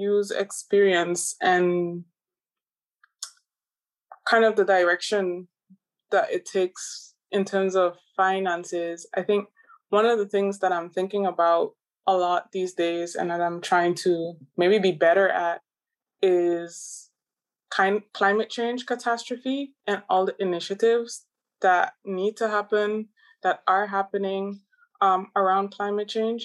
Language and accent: English; Aruba; now in Netherlands; I grew up in Aruba